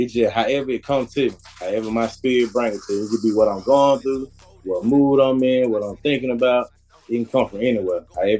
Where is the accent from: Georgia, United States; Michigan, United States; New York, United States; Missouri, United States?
Georgia, United States; Atlanta; I'm from Atlanta, Zone 3 to be exact.